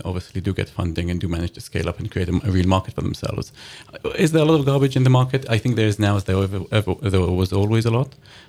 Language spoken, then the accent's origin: English; Israel; also born or lived in London; And I'm British Israeli, so I grew up in Israel and in London.